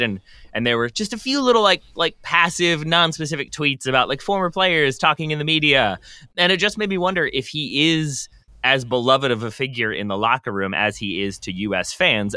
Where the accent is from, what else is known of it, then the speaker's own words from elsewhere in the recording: Richmond, Virginia, United States; I'm from Richmond.